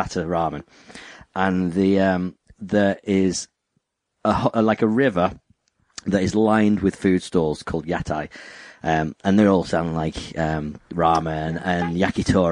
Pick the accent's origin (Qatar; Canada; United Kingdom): United Kingdom